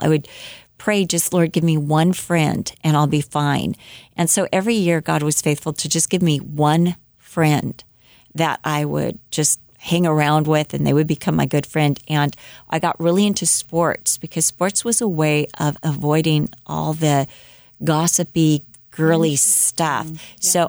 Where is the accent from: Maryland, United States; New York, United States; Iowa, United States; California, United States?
California, United States; Huntington Beach; born there; By the time I was in kindergarten, I was born in Huntington Beach. So he was pastoring the Four Square Church of Huntington Beach.